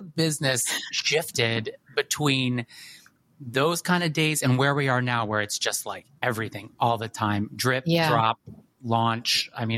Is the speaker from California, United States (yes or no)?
no; New York, United States; I just like bit from the business and as a New Yorker, it's just a phrase